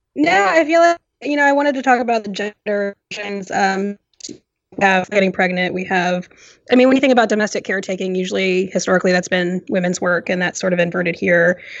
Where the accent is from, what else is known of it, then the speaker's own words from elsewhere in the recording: Richmond, Virginia, United States; I am from Richmond, Virginia